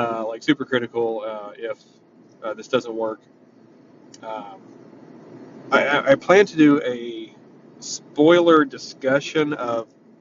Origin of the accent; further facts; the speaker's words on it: Knoxville, Tennessee, United States; Knoxville, which is my hometown